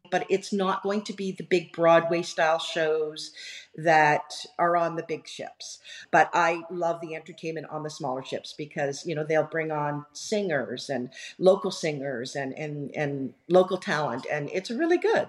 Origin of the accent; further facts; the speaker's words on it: Canada; being Canadian, and right. being of British background